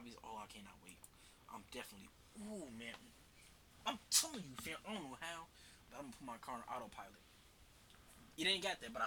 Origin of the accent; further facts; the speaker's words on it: United States; I'm American